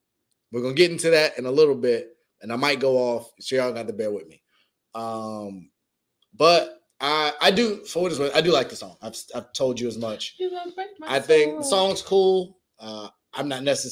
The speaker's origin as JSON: {"language": "English", "region": "Virginia", "country": "United States", "tie": "born or raised there", "also_born_or_lived": "Washington, D.C.", "said": "I've lived in Virginia most of my whole life"}